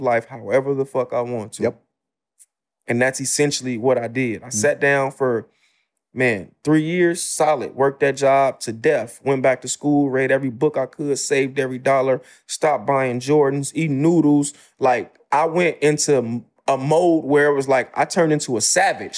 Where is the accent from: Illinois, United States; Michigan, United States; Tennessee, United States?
Illinois, United States; Chicago; I'm from the South Side of Chicago, the Ida B. Wells Projects.